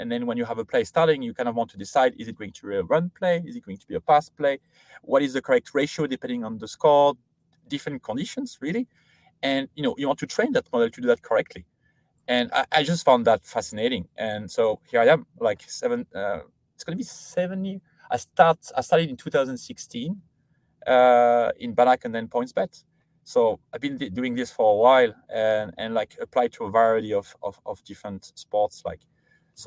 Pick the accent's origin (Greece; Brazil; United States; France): France; moved away as an adult; I grew up in France, did all my studying in there, so high school and then university there